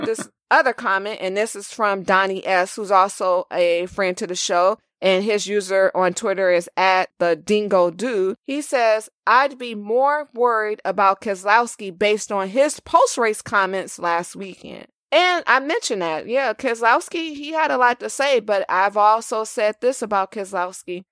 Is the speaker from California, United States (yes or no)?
yes; California, United States; I'm from California.